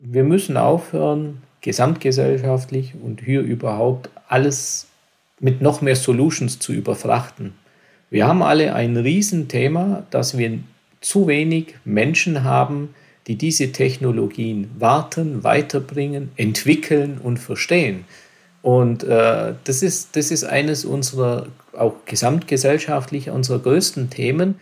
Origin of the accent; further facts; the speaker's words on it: Lindenberg im Allgäu, Bavaria, Germany; geboren in Lindenburg und aufgewachsen hier in Lindenburg im schönen, beschaulichen Allgäu